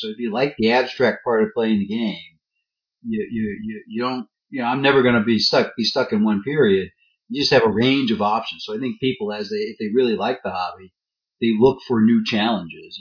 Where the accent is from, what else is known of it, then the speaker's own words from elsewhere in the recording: Alabama, United States; as a kid growing up in Biola Alabama, uh, which is in the American Deep South